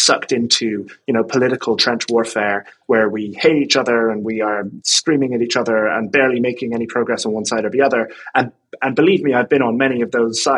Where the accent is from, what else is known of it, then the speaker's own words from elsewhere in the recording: Ireland; moved away as an adult; now in London, United Kingdom; I live in London, but I'm from Ireland. I moved here in 2009